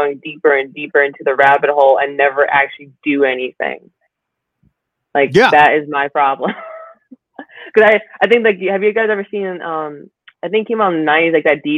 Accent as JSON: {"language": "English", "region": "Michigan", "country": "United States", "said": "I'm from Michigan"}